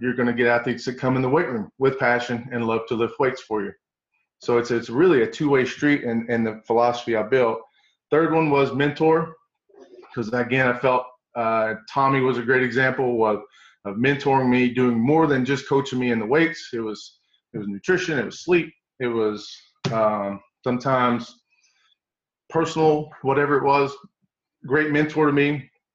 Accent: East Tennessee, United States; moved away as an adult; also born or lived in Southern California; I leave East Tennessee for the first time my whole life

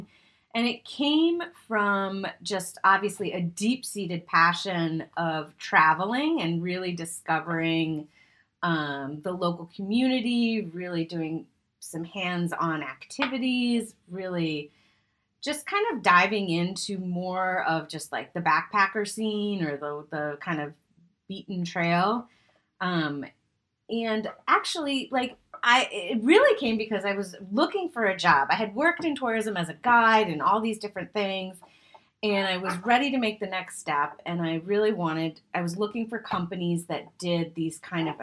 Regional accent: Boston, Massachusetts, United States; now in West Coast, United States; I'm moving to the Boston area, back to my roots after 15 years being on the West Coast

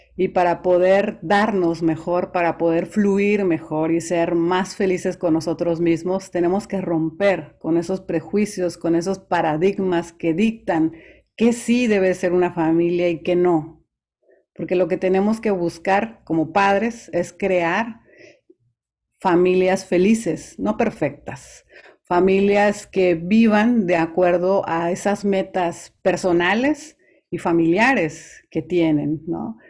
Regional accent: Veracruz, Mexico; yo soy originaria del puerto de Veracruz, así que soy jarocha

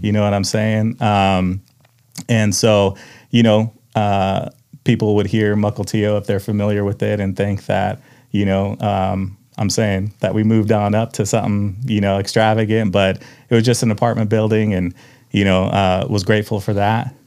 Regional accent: Tulalip, Washington, United States; also born or lived in Mukilteo, Washington; I grew up in Tulalip until about mid-sixth grade

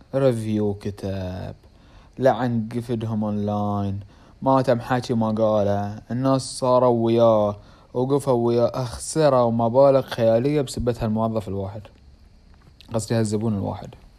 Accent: Bahrain; accent: Bahraini; انا اتحكى بحريني

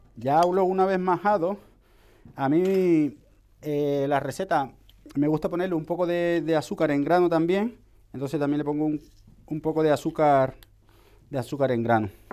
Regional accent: Cartagena, Bolívar, Colombia; now in Spain; estamos ahí básicamente cerca, en el Caribe, soy de Cartagena

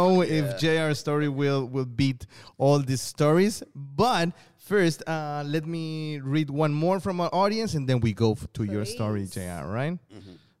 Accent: South China, China; So, I'm from South China. Okay, so I got many cousins and brothers and sisters.

